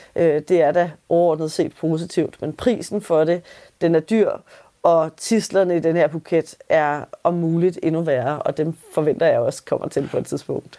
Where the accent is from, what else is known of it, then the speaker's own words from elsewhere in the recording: Denmark; hvor meget af traditionerne og, og vores kultur betyder for os som danskere